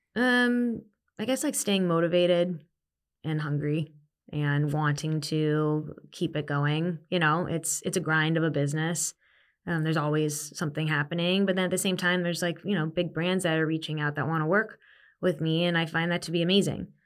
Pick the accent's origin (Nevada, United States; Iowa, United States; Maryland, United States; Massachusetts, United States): Nevada, United States; Las Vegas; moved away as an adult; also born or lived in Arizona / New York; born and raised in Vegas